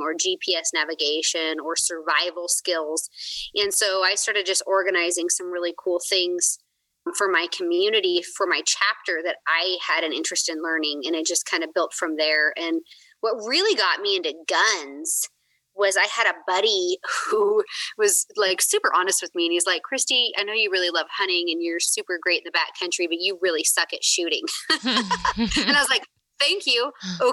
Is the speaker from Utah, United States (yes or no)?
no; Oregon, United States; I grew up in Oregon just hunting public land with my dad